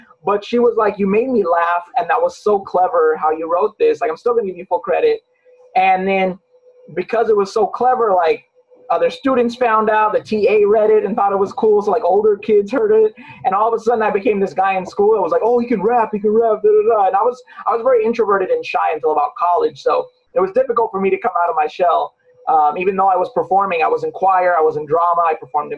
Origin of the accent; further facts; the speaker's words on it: Long Beach, California, United States; Growing up in Long Beach, California